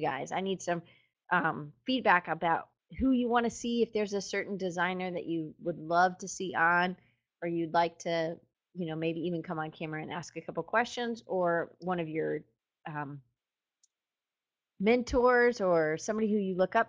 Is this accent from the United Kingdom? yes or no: no; United States; I'm in America and I'm an American